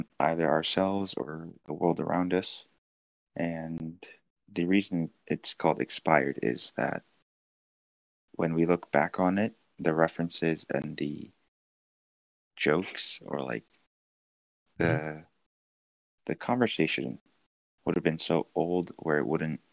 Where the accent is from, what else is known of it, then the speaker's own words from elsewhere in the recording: suburb near Los Angeles, California, United States; moved away as an adult; My hometown, it's also in a suburb, but nearby